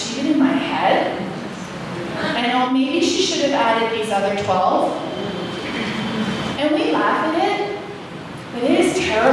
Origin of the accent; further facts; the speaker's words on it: Canada; I'm from Canada